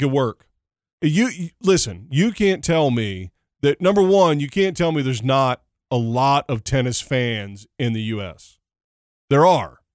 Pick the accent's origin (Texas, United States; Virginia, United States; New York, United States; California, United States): Texas, United States; Dallas; I'm from Dallas.